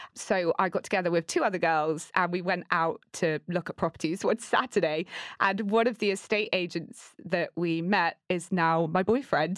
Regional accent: Torquay, South West England, United Kingdom; I grew up in Torquay. It's tiny.

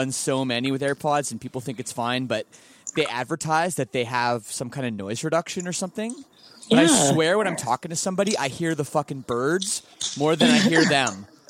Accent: Canada; I'm Canadian as well, as you must know.

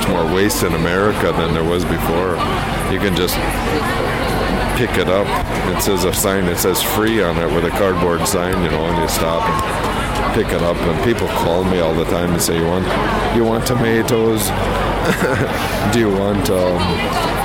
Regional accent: northern Wisconsin, United States; here in northern Wisconsin as a kid.

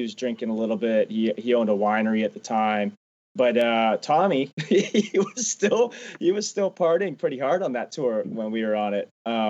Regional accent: Canada; And a lot of people think that's crazy because I'm from Canada, but my parents never got me into hockey.

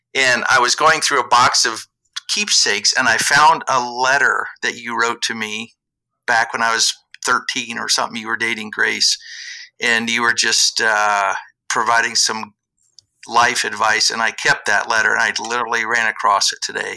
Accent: southeast Iowa, United States; moved away; I grew up in southeast Iowa

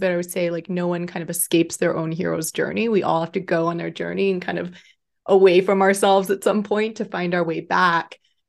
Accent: Austin, Texas, United States; Yeah, so I'm 34, I'll be 35 this summer. I grew up in Austin, Texas mostly, but had kind of an unconventional upbringing.

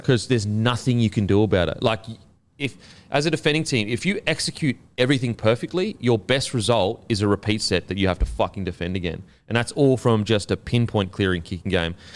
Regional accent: Queensland, Australia; As a Queenslander

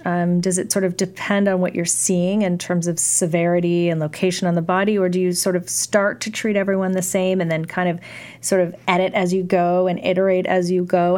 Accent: California, United States; I grew up in California

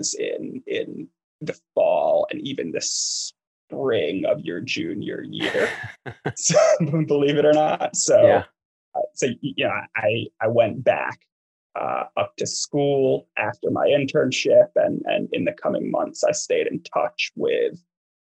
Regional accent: East Coast, United States; moved away as an adult; I grew up on the East Coast

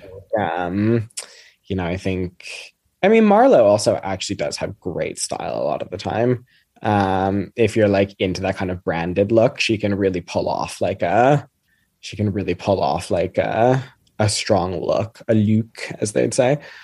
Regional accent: Canada; moved away as an adult; now in United Kingdom; I'm from Canada originally, so I grew up with the Queen being on all of our money

